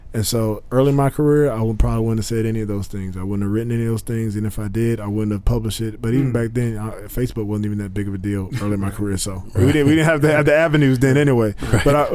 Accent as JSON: {"language": "English", "country": "United States", "said": "I'm an American."}